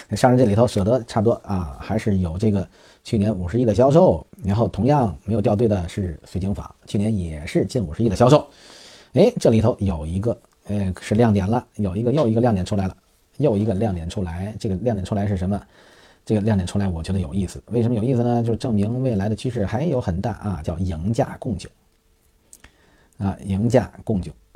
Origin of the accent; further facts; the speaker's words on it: China; 我们中国人